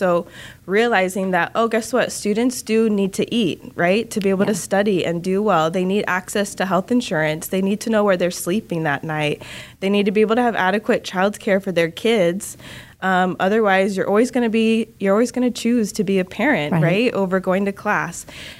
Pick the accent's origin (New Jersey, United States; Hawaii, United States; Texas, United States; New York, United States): Hawaii, United States; North Shore of Oahu; moved away as an adult; also born or lived in Washington, D.C. area; now in Tampa, United States; But I grew up in Hawaii on the North Shore of Oahu. So I was there my whole life. I did my undergraduate degree there.